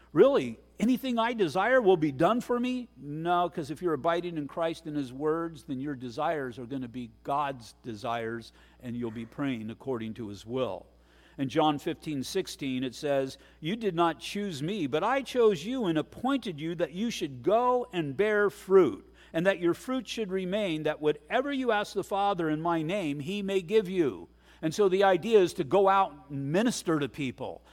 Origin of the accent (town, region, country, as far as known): United States